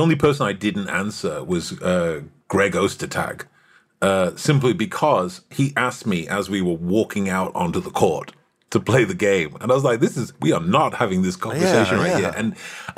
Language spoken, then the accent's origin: English; United Kingdom; moved away; I'm British